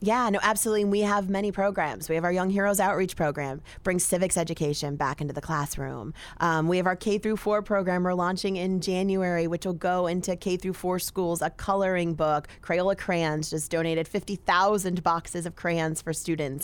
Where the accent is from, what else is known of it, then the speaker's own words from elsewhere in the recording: Exeter, Pennsylvania, United States; I was from Luzerne County, Exeter Borough